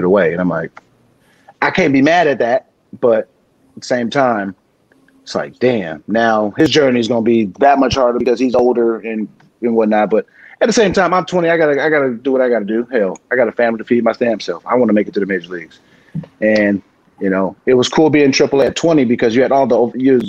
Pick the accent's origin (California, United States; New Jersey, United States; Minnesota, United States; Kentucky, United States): California, United States; San Diego; moved away as an adult; I'm from San Diego